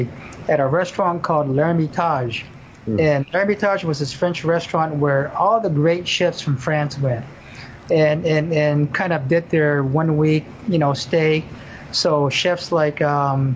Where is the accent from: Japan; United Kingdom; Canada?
Japan; also born or lived in Burbank, California; now in Honolulu, United States; being born and raised in Japan